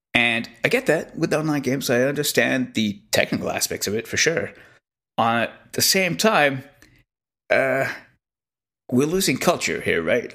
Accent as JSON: {"language": "English", "region": "Quebec", "country": "Canada", "tie": "born or raised there", "said": "growing up in Quebec"}